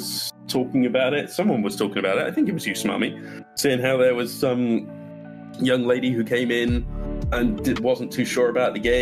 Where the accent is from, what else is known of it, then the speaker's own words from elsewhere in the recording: England, United Kingdom; accent: English; moved away as an adult; also born or lived in Scotland / Florida; now in United States; I am originally born and raised in England until I was about 18. I moved to Scotland for 3 years